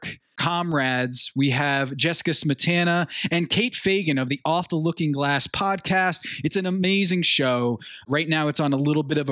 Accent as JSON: {"language": "English", "region": "Connecticut", "country": "United States", "said": "I'm from Connecticut."}